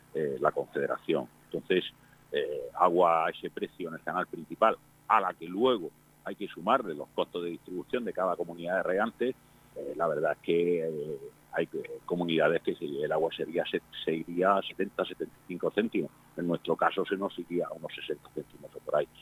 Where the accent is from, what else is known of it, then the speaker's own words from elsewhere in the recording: Spain; Somos ciudadanos de este país, somos españoles